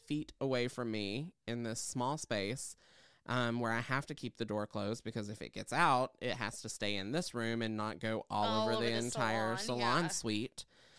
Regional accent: Tennessee, United States; I grew up in Southeast Tennessee.

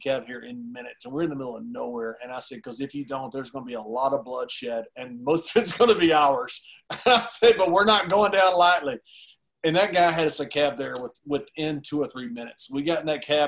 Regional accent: Sweetwater, Texas, United States; West Texas, where I grew up in Nolan County, Sweetwater

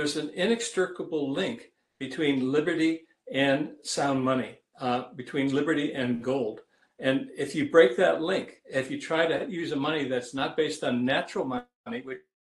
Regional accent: Ohio, United States; when I was growing up in Ohio in the 1950s

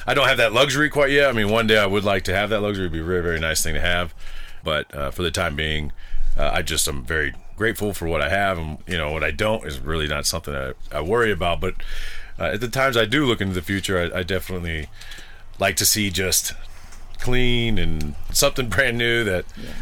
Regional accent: Bay Area, California, United States; moved away; I'm from the Bay Area in California.

